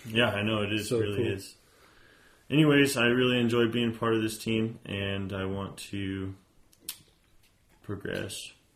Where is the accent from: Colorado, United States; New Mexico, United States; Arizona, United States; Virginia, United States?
New Mexico, United States; Aztec; I'm also from Aztec, New Mexico, born and raised. This is, my home.